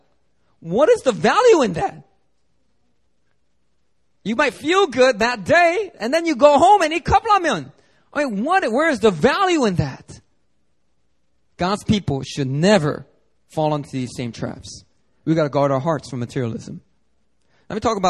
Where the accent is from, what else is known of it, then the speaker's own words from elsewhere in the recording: Philadelphia, Pennsylvania, United States; now in Seoul, South Korea; guys that I grew up with in Philly